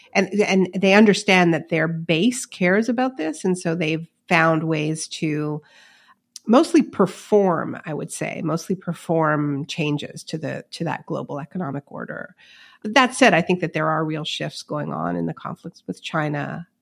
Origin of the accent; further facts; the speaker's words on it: Montreal, Quebec, Canada; my hometown of Montreal